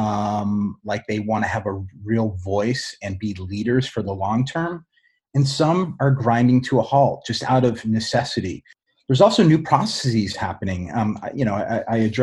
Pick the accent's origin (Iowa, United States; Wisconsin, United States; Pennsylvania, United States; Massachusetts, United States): Massachusetts, United States; Boston; moved away as an adult; I moved back to my hometown of Boston